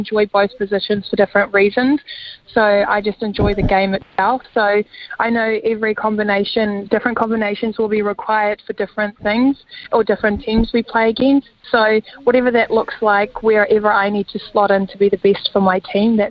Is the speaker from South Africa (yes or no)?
yes; South Africa; now in New Zealand